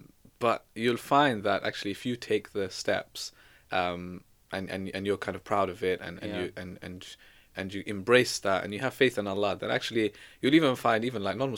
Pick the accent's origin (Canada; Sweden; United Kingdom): United Kingdom; Exeter, South West England; born there; I mean, I was born in Exeter, right? So I know, like, it's completely different.